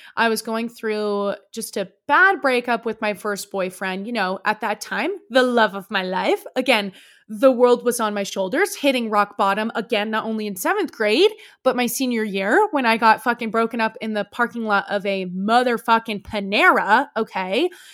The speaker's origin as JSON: {"language": "English", "area": "Bay Area", "region": "California", "country": "United States", "tie": "born or raised there", "moved": "yes", "said": "a small school in, um, the Bay Area called Saint Mary's College. And I, it was only, like, fifteen minutes away from my home. And, like, my hometown, like, it was basically where I grew up was that college"}